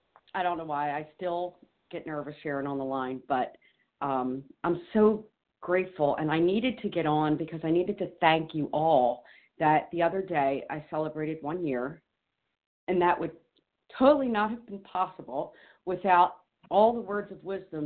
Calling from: New Jersey, United States; I'm usually calling from New Jersey, but today I'm in Maine.

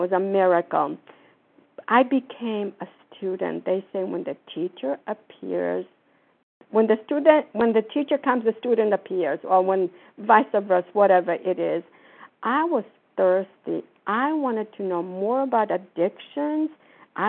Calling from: Florida, United States; I'm calling from Florida.

